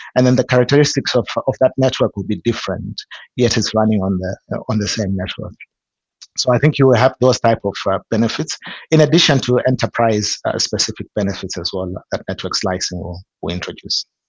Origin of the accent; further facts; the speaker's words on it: Zimbabwe; I'm from from Zimbabwe.